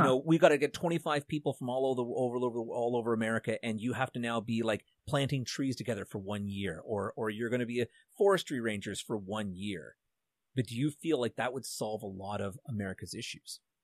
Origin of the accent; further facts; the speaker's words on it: Canada; being a Canadian